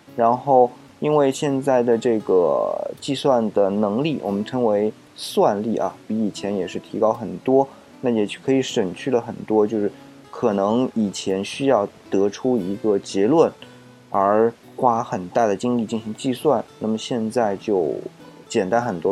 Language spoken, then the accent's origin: Chinese; China; 我们中国人，特别是中国人啊，是特别惧怕死亡